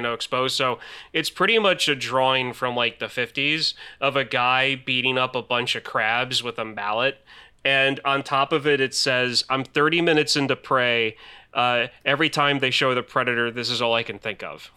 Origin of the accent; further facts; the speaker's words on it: Pennsylvania, United States; also born or lived in Alton, Illinois; I'm not originally from Pennsylvania. When I was eight years old, my parents moved to Pennsylvania from Alton, Illinois